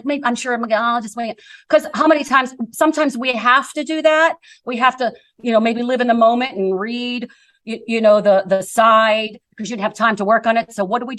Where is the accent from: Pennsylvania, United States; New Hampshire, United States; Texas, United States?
Pennsylvania, United States; Ambridge; moved away; It's Ambridge, Pennsylvania. It's about 20 miles southwest, I believe, of Pittsburgh